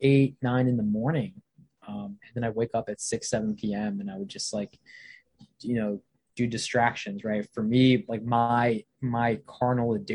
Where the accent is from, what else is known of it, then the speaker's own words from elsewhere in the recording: Virginia, United States; also born or lived in Bangladesh / Canada / Baltimore, Maryland; I probably moved here to Baltimore, Maryland when I was about 5 years old. We've been living in Virginia ever since we moved from Baltimore when I was about 6 or 7. I grew up in Virginia